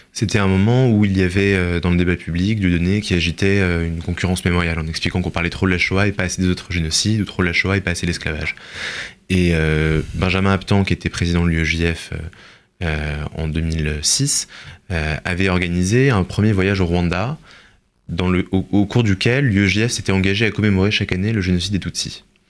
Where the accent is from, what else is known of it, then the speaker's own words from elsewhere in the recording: France; en tant que juif et en tant que français